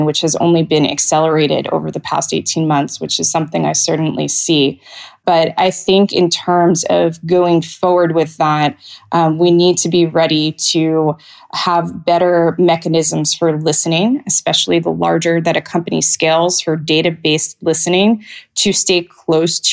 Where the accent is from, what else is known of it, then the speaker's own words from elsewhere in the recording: United States; moved away as an adult; also born or lived in Europe; I am American and have only lived here full time for just over a year now